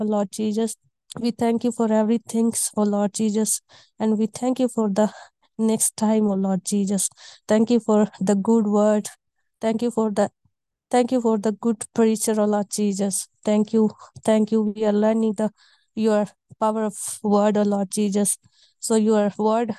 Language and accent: English; India; I'm from India.